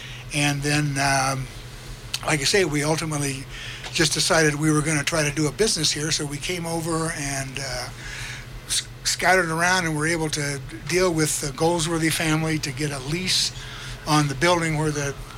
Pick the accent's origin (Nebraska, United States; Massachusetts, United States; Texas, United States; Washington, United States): Nebraska, United States; Lincoln; moved away as an adult; also born or lived in Greeley, Colorado; now in Telluride, United States; I grew up in Nebraska